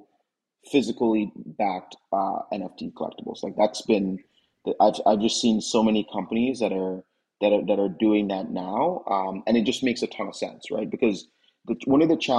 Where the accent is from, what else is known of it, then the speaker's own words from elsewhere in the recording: Jamaica; I grew up playing cricket in Jamaica